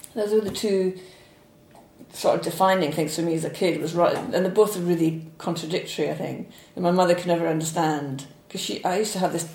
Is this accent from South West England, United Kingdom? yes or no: no; Falkirk, Scotland, United Kingdom; I was born in Falkirk, okay. which is sort of equidistant between Glasgow and Edinburgh